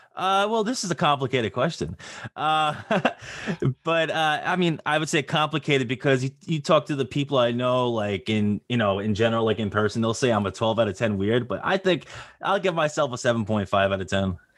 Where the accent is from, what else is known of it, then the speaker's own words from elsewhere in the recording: Long Island, New York, United States; I am from Long Island, New York